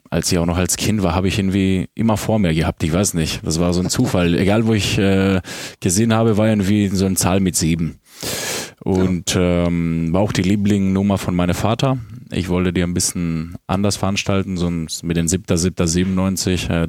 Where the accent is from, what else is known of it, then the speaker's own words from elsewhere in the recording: Drama, Eastern Macedonia and Thrace, Greece; born there; In Drama.